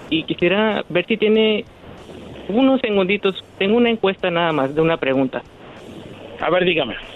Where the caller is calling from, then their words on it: Calexico, California, United States; Yo hablo de acá de Calexico